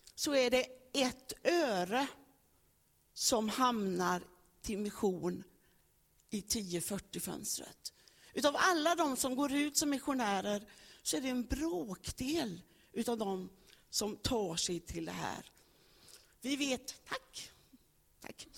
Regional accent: Högsäter, Västra Götaland, Sweden; Jag föddes i Högsäter, Rännelanda socken. Och där föddes jag på en bondgård. Jag fick del av värderingar, fick del av gener, fick del av en uppväxt

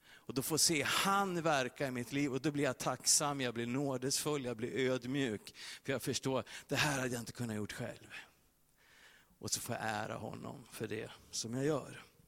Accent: Sweden; Vi som är svenskar

